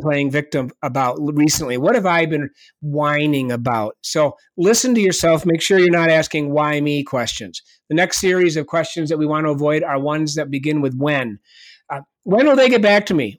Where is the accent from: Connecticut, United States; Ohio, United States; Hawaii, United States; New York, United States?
New York, United States; Ithaca; my father was the coach at Re, uh, Cornell University for about twenty-five years, so I grew up on the Cornell University campus.